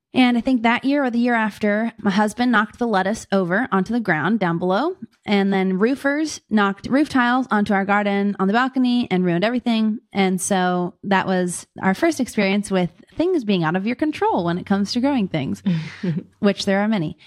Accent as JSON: {"language": "English", "town": "Pittsburgh", "region": "Pennsylvania", "country": "United States", "tie": "born or raised there", "moved": "as an adult", "lives_now": "Fort Wayne, United States", "said": "I'm originally from Pittsburgh, Pennsylvania, grew up in the city and the suburbs there"}